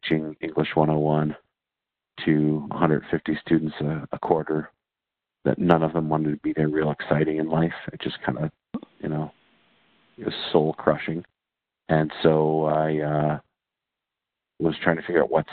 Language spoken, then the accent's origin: English; Michigan, United States; I grew up in Michigan in the church